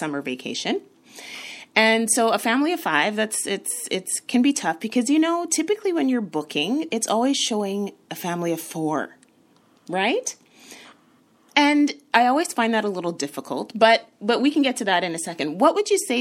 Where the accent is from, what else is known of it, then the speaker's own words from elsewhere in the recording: Canada; I am a Canadian.